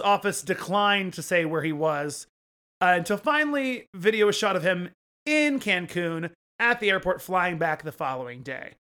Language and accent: English; Oklahoma, United States; I grew up in Oklahoma